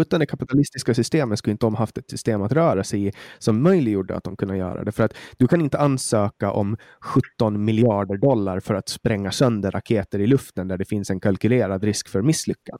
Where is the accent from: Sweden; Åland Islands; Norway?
Åland Islands; jag är jätteglad att jag är född på Åland